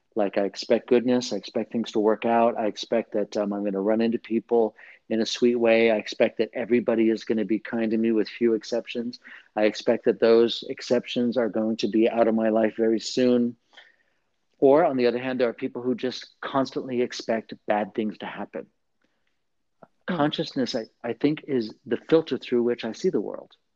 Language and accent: English; Southern California, United States; the culture where I was raised in Southern California, in in a Catholic, mostly Latino barrio kind of community